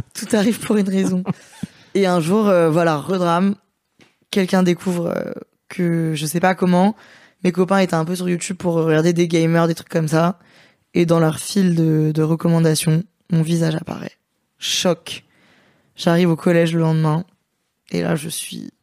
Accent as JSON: {"language": "French", "town": "Lyon", "region": "Auvergne-Rhône-Alpes", "country": "France", "said": "Moi, je suis lyonnaise"}